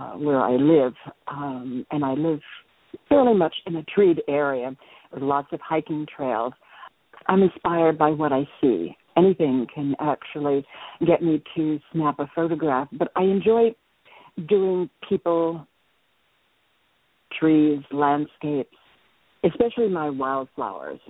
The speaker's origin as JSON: {"language": "English", "town": "New York City", "region": "New York", "country": "United States", "tie": "born or raised there", "also_born_or_lived": "Chicago", "moved": "as an adult", "lives_now": "Shoreline, United States", "said": "I'm originally from New York, and I spent most of my life there, and now living on the West Coast."}